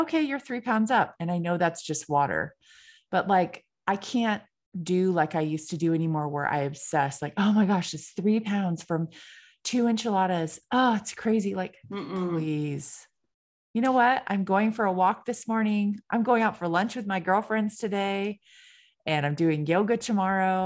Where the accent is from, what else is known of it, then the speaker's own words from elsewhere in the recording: California, United States; I'm from California.